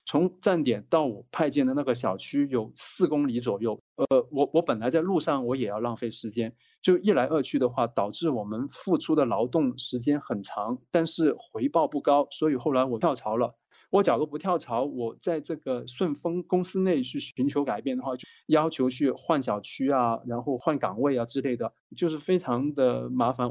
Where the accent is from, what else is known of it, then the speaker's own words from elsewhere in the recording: Guangdong, China; now in Beijing, China; 我是广东人。我现在在北京